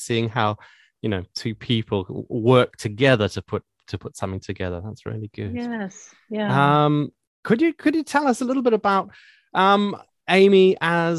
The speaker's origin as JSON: {"language": "English", "country": "Zimbabwe", "accent": "Zimbabwean", "moved": "yes", "lives_now": "United Kingdom"}